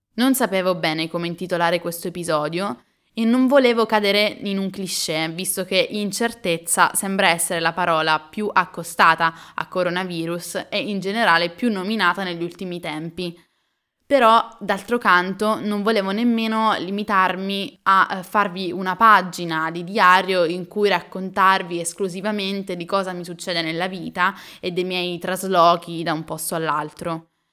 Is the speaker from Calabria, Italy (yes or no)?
no; Pineto, Abruzzo, Italy; moved away as an adult; also born or lived in Milan; Pineto, il mio paese d'origine